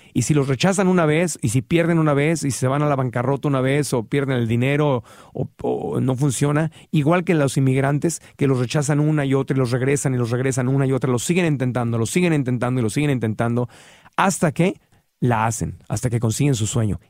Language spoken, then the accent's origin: Spanish; Tijuana, Baja California, Mexico; crecí en Tijuana y, y en Tijuana crecí viendo cómo cruzaba la gente